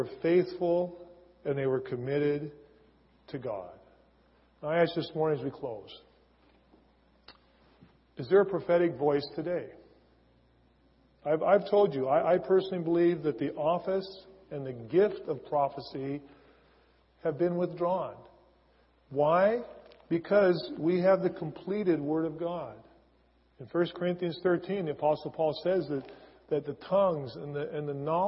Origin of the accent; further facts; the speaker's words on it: Seattle, Washington, United States; I was born and raised in Seattle. Born and raised in Green Lake area, or now I say Finney Ridge.